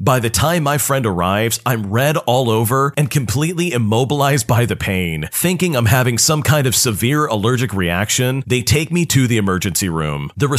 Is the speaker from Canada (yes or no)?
yes; Canada; before anyone says anything, I'm Canadian, so the legal age of drinking is 19.